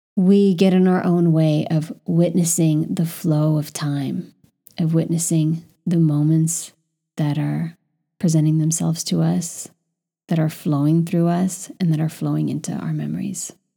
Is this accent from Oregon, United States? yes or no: no; California, United States; moved away as an adult; now in Paris, France; I, as a Californian